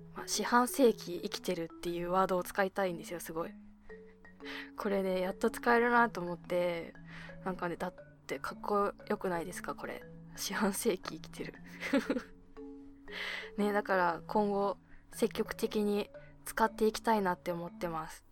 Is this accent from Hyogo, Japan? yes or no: no; Abashiri, Hokkaido, Japan; now in Tokyo, Japan; 私の地元の網走